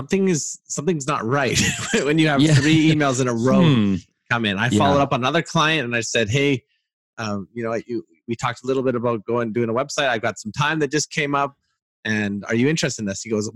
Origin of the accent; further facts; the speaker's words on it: Canada; As a Canadian